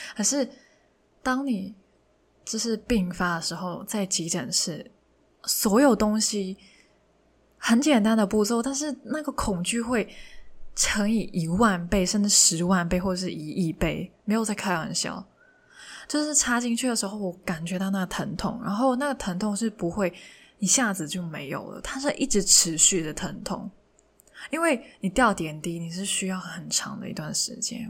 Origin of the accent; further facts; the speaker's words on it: Hong Kong; first language Cantonese; Chinese is a second language; moved away as an adult; now in Taiwan; 我是一个香港人，从小到大都在写中文字